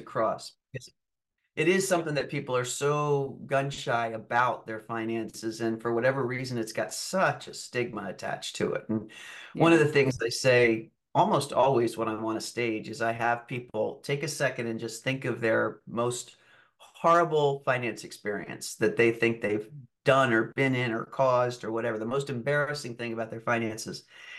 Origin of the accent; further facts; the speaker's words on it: Germany; also born or lived in Argentina; I was raised overseas in Germany and then Argentina for a period of time.